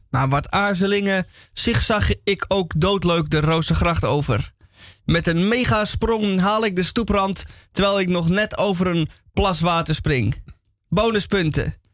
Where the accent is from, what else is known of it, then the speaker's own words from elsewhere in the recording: Amsterdam, North Holland, Netherlands; Als Amsterdammer ga je met de fiets. De tweewieler is je beste vriend